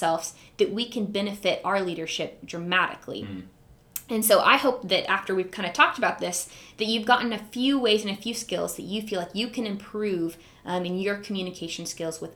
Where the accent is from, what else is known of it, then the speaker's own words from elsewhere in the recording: Huntsville, Alabama, United States; moved away as an adult; now in Tulsa, United States; I am originally from Huntsville, Alabama.